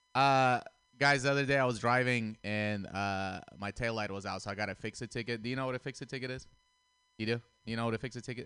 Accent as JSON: {"language": "English", "country": "Russia", "tie": "born or raised there", "moved": "yes", "said": "I grew up in Russia."}